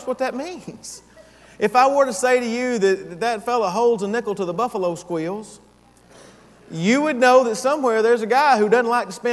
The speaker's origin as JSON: {"language": "English", "town": "Gainesville", "region": "Georgia", "country": "United States", "tie": "born or raised there", "also_born_or_lived": "Japan / Diego Garcia / Tennessee / Texas", "moved": "as an adult", "said": "I am a Georgian. I was born here and raised, matter of fact, just right up the road here in Gainesville. I'm from Gainesville"}